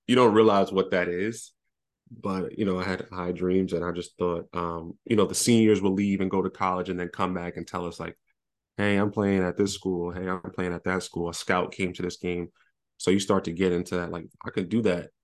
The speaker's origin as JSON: {"language": "English", "town": "New York City", "region": "New York", "country": "United States", "moved": "yes", "said": "I'm from Brooklyn."}